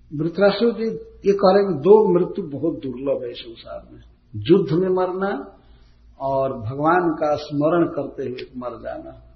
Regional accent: a village near Kudra station, Bihar, India; Kudra station पर हमारे गांव के निकट जो स्टेशन है

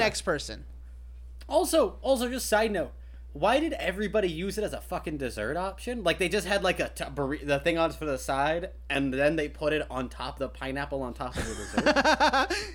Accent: Kentucky, United States; I grew up in Kentucky, land of fried chicken.

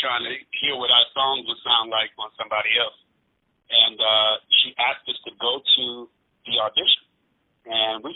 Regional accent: Washington, District of Columbia, United States; also born or lived in Battle Creek, Michigan, United States; when I was a little kid, my mother, she just believed in my talent, and she moved to D.C.

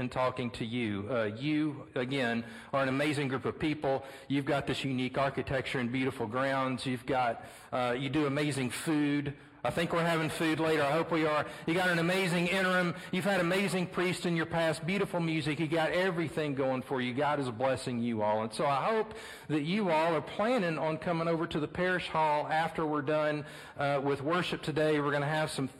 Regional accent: Beaumont, Texas, United States; my hometown in Beaumont, Texas

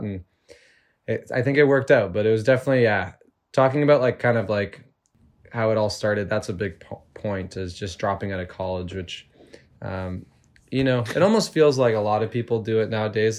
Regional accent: Toronto, Ontario, Canada; I grew up in Toronto, in the suburbs

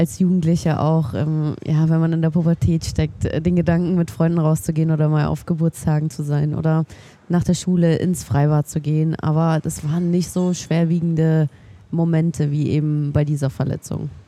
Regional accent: Munich, Bavaria, Germany; now in Nuremberg, Germany; normalerweise komme ich aus München. Also ich bin in München geboren, aber ich bin äh, Anfang diesen Jahres im Februar nach Nürnberg gezogen.

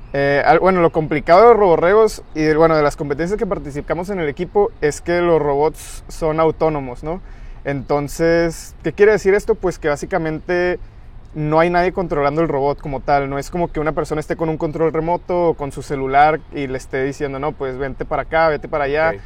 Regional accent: Guadalajara, Jalisco, Mexico; yo eh, soy de Guadalajara

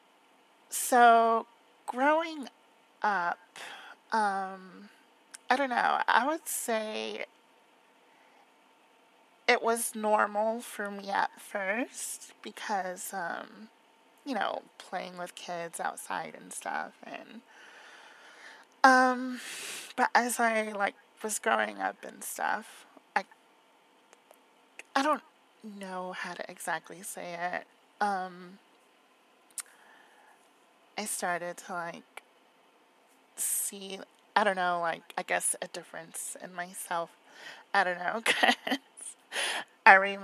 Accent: Florida, United States; I was born and raised in Florida

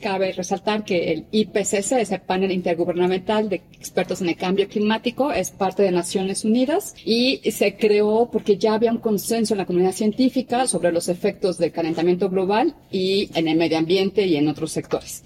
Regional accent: Mexico; fui la única mexicana seleccionada para el grupo 1

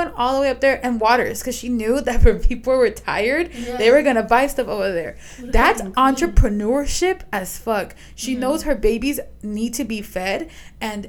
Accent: Guatemala; I'm from Guatemala.

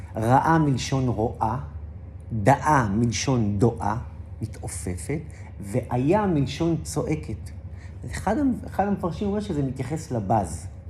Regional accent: Safed, Northern District, Israel; born or raised there

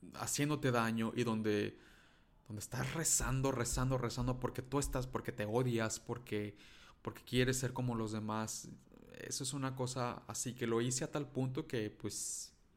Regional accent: Mexico; first language Spanish; soy mexicano

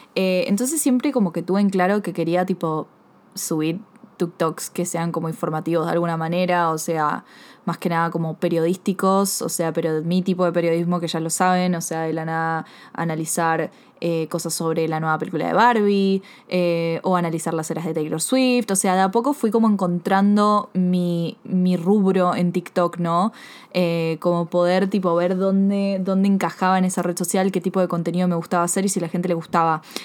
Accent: Buenos Aires, Argentina; siempre crecí, viví en Buenos Aires, Argentina

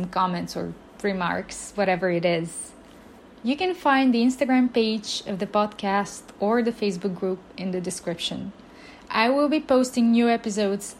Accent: Bulgaria; first language Bulgarian; English is a second language; I am Bulgarian. English is my second language

